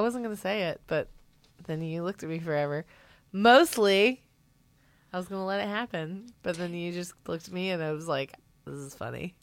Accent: the South, United States; I'm a southerner

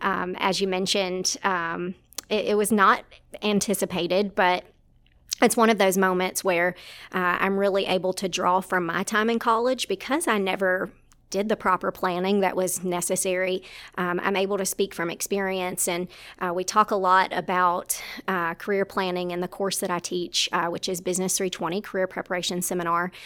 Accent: South Arkansas, United States; moved away as an adult; now in Ruston, United States; originally from South Arkansas

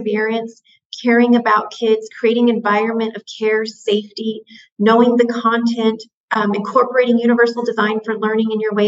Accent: United States; I was born and raised on the Navajo Reservation

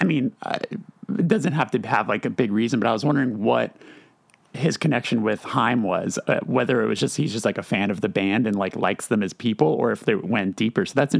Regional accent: Burbank, California, United States; That's my hometown right there.

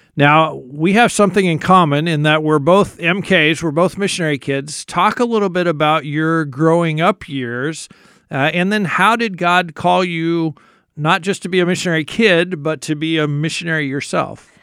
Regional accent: United States; particularly as American Christians

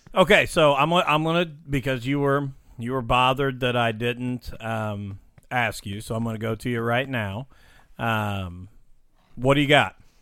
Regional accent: Illinois, United States; moved away; I'm from Illinois

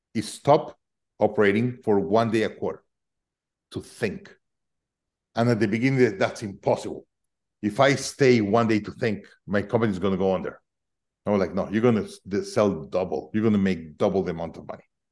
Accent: Mexico City, Mexico; now in United States; I'm originally from Mexico City

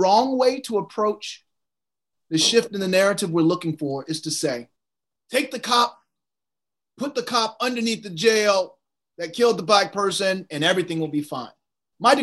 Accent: Virginia, United States; I'm from Virginia

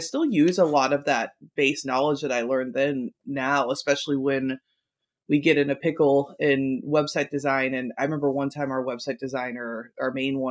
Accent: Kentucky, United States; I'm from Kentucky

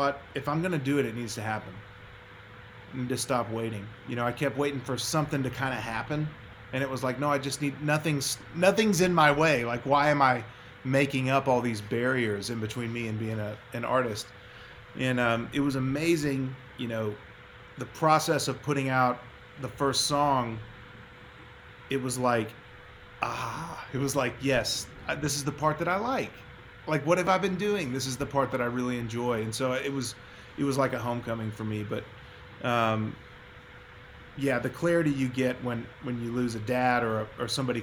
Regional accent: Texas, United States; moved away as an adult; also born or lived in Nashville; growing up in Texas

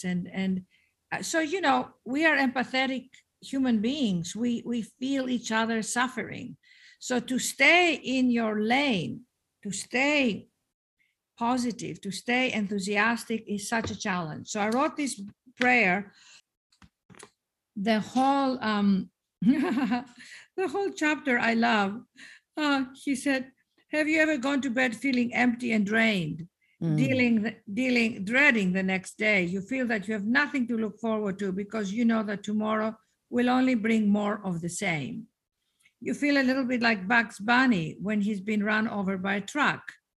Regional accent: Athens, Attica, Greece; moved away; I was raised in Athens, Greece

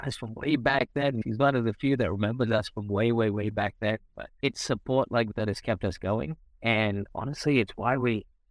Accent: South India, India; moved away as an adult; also born or lived in Raleigh, North Carolina, United States / United Kingdom / Australia; So I was born in India

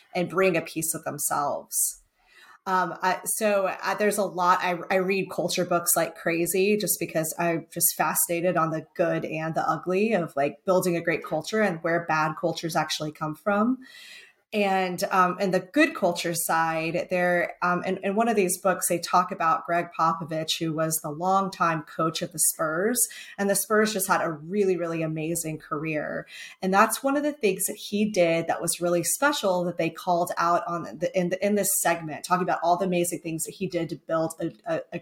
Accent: Texas, United States; now in North Carolina, United States; I'm from Texas

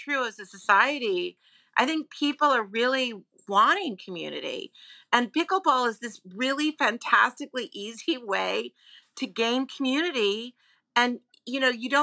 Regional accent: New York, United States; I'm a New Yorker

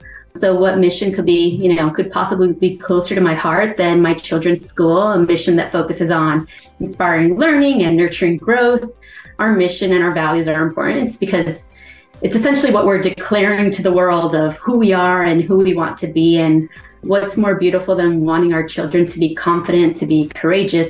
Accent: Miami, Florida, United States; moved away as an adult; I graduated from the public school system in Miami-Dade County, where we had 900 students in my graduating class

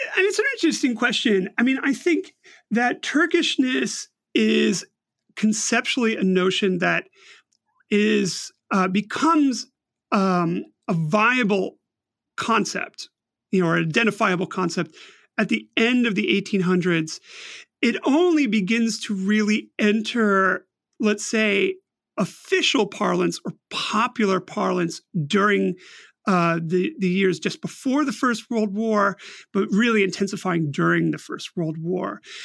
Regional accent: United States; speaking personally as an American

